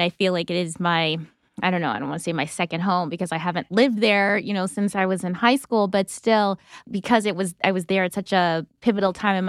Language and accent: English; Wisconsin, United States; I grew up in Wisconsin